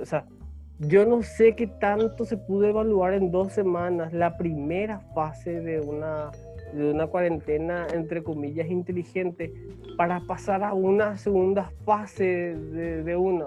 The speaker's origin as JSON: {"language": "Spanish", "country": "Paraguay"}